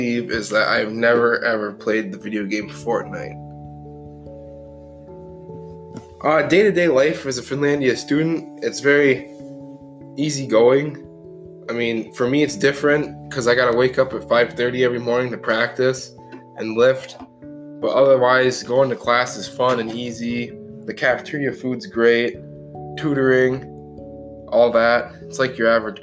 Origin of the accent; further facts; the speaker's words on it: Isabella, Michigan, United States; also born or lived in Escanaba, Michigan; I was born in Escanaba, Michigan, and I spent my entire life on my family farm in Isabella, Michigan.